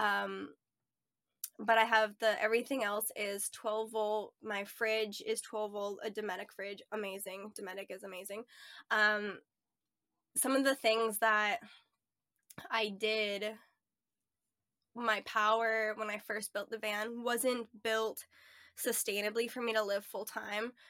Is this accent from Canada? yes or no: yes; Ontario, Canada; moved away as an adult; also born or lived in Nova Scotia / Edmonton; I grew up in Ontario for most of my life, um, lived in Nova Scotia for part of my life